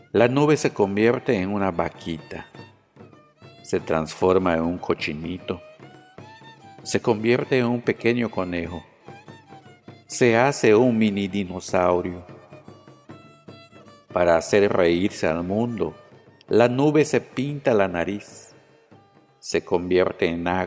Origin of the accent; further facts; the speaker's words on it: Peto, Yucatán, Mexico; first language Yucatec Maya; Spanish is a second language; soy originario de Peto, municipio que está en el sur de Yucatán. Mi lengua materna es la maya, que también es conocida como mayatán.